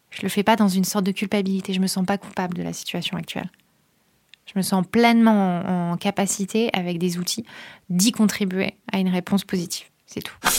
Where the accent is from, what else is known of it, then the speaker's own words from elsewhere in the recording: near Calais, Hauts-de-France, France; je viens de là-bas, pas de Calais, mais de pas loin